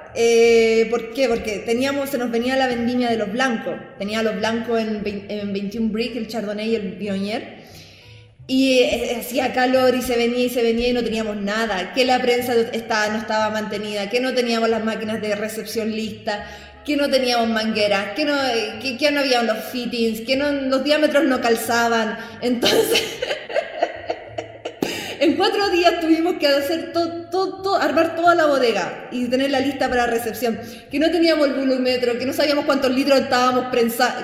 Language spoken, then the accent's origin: Spanish; Talca, Maule, Chile; moved away as an adult; also born or lived in France; now in China; soy talquina, séptima región.